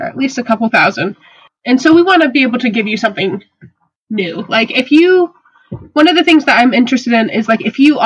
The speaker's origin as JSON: {"language": "English", "region": "South Carolina", "country": "United States", "moved": "as an adult", "lives_now": "Reading, United States", "said": "I am from South Carolina."}